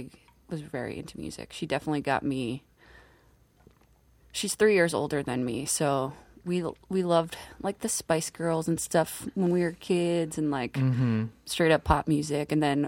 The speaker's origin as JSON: {"language": "English", "area": "the Poconos", "region": "Pennsylvania", "country": "United States", "tie": "born or raised there", "moved": "as an adult", "lives_now": "Philadelphia, United States", "said": "I grew up in the Poconos."}